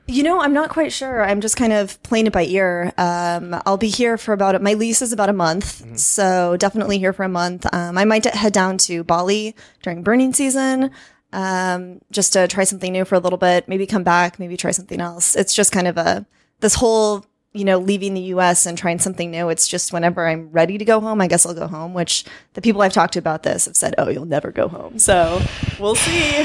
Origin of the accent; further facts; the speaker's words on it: Kansas City, Kansas, United States; moved away as an adult; now in Chiang Mai, Thailand; I was actually born and raised on the Kansas side